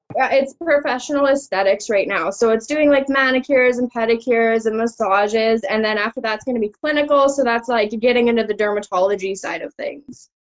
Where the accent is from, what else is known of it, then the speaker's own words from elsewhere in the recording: Innisfail, Alberta, Canada; I grew up in Innisfail. I went to high school in Innisfail